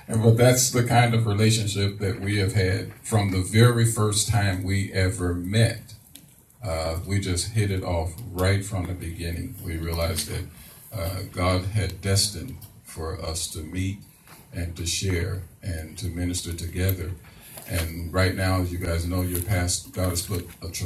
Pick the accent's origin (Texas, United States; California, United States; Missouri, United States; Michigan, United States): Missouri, United States; St. Louis; moved away as an adult; also born or lived in Ferguson, Missouri; now in Harrisburg, United States; I'm originally from St. Louis, Missouri